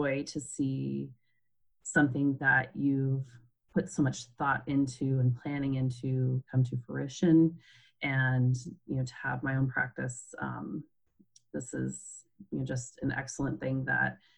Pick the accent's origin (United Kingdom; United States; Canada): United States; Alaska; moved away as an adult; also born or lived in Pennsylvania / Minnesota; moved back to my home state of Alaska, where I was born and raised